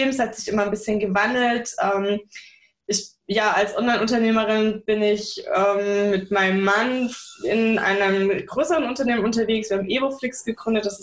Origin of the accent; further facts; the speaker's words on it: Bavaria, Germany; Ist meine Wahlheimat, eigentlich bin ich aus Bayern, und bis aufs Wetter ist es hier auch mega schön.